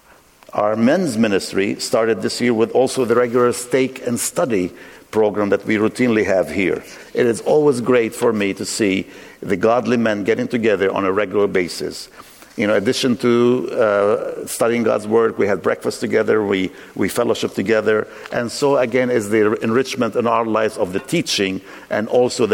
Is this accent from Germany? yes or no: no; Lebanon; moved away; I grew up in Lebanon, civil wars ravaged us